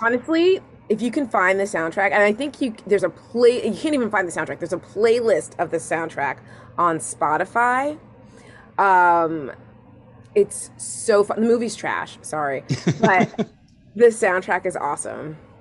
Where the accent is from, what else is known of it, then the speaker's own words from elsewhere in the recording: Long Island, New York, United States; I grew up on Long Island, like yeah, in the '90s, '80s and '90s.